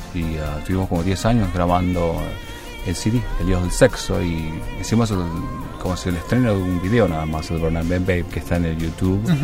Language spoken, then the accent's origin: Spanish; Misiones, Argentina; moved away; yo nací en Misiones